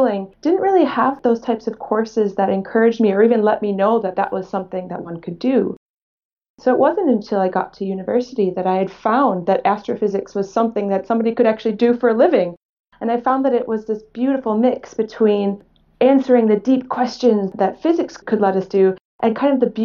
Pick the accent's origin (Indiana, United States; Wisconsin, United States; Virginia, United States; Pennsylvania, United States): Wisconsin, United States; Muskego; moved away as an adult; also born or lived in Sydney, Australia / Parkes, Australia; now in Australia; I grew up in a small town called Muskego in the state of Wisconsin in the United States.